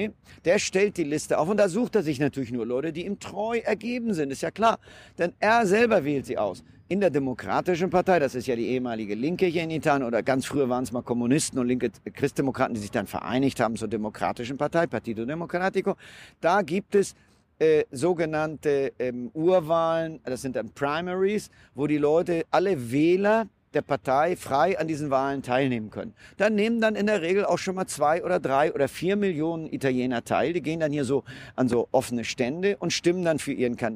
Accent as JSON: {"language": "German", "country": "Germany", "lives_now": "Italy", "said": "natürlich als Deutscher versucht man erstmal auch die, die, die schönen Seiten des Landes zu genießen."}